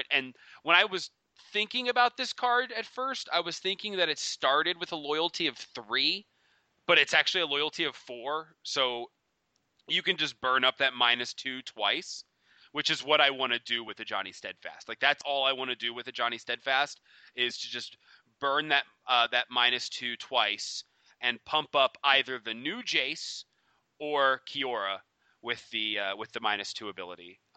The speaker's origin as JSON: {"language": "English", "town": "Baltimore", "region": "Maryland", "country": "United States", "said": "I'm I'm I'm from Baltimore, man. I know all about that."}